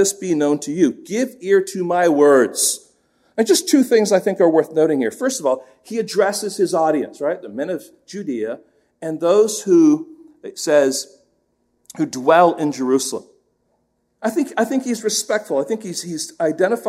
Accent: England, United Kingdom; moved away; when I was young, growing up in England

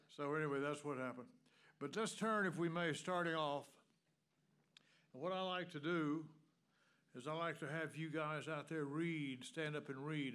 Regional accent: the South, United States; moved away; Anybody else here from the South besides me and my wife?

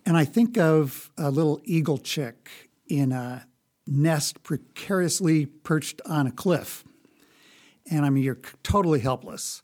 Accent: Lincoln, Nebraska, United States; I grew up here in Lincoln

